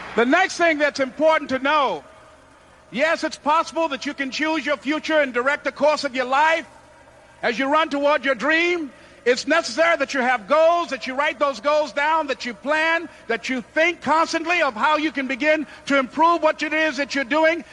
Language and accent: English; Miami, Florida, United States; born or raised there